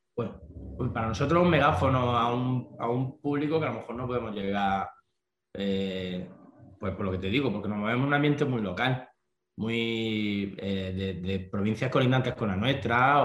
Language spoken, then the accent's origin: Spanish; Almería, Andalusia, Spain; somos una banda de punk pop que venimos de Almería, de España, de de una zona costera